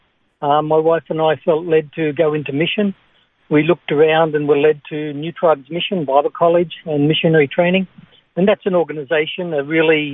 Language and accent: English; Singleton, New South Wales, Australia; I grew up in the Hunter Valley in Singleton.